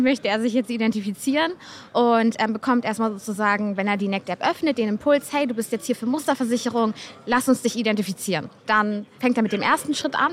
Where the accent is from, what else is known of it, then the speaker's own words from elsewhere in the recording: Hamburg, Germany; ich komme aus Hamburg und ich arbeite für NECT